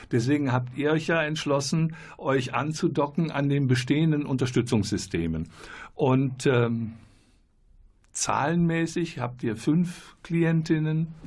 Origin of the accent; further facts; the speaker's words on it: Moldova; Ich komme aus Moldawien.